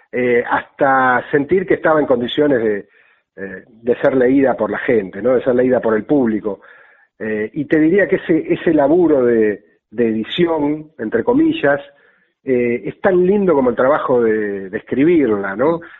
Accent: Buenos Aires, Argentina; Soy de Caballito

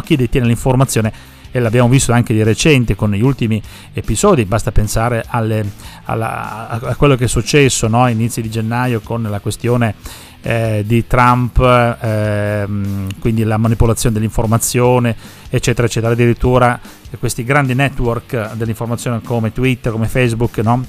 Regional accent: Sicily, Italy; now in Parma, Italy; tanti ragazzi di origine siciliana come me

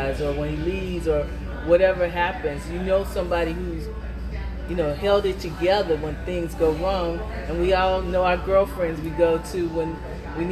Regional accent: Alabama, United States; I'm from Alabama, so you, in my community, you very seldom saw the father.

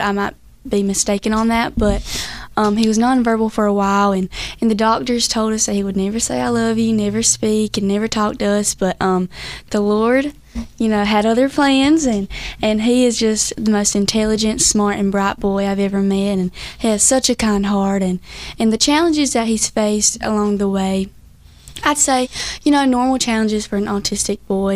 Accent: Whiteville, North Carolina, United States; how we talk back in Whiteville, North Carolina

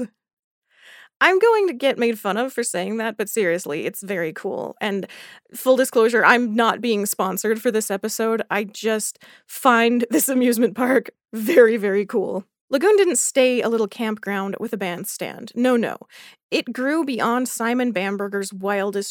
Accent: Utah, United States; My home state has one theme park. It's 140 years old

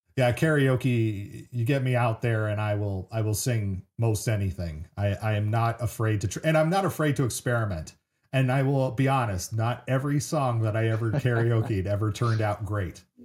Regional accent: San Francisco Bay Area, California, United States; I grew up in the Bay Area in the '90s, and so uh, San Francisco area

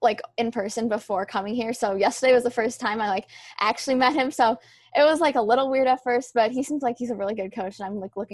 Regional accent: Rochester, New York, United States; moved away as an adult; now in New Rochelle, United States; I'm from upstate New York and Rochester, so there are some trails and hills, but it's definitely a lot hillier here

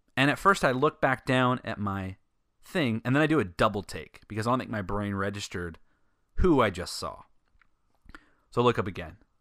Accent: Sacramento, California, United States; I'm from Sacramento

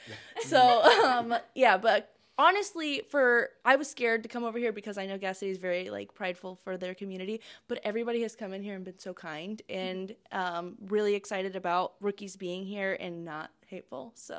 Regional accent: Fairmount, Indiana, United States; And I am from Fairmount, so don't hate on me for that. So I graduated from Madison Grant, and then I went to Ball State

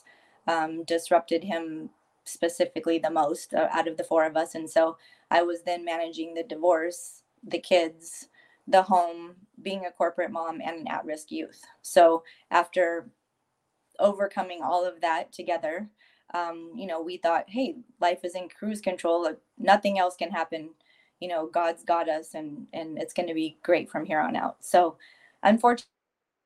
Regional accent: San Francisco Bay Area, California, United States; moved away as an adult; now in San Diego, United States; I was born and raised in the San Francisco Bay Area, currently residing in San Diego, California

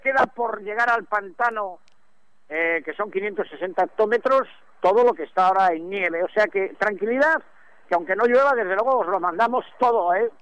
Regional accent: Cantabria, Spain

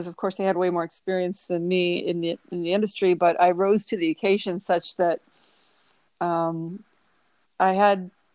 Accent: Toledo, Ohio, United States; being from a smaller town, I'm from Toledo, Ohio

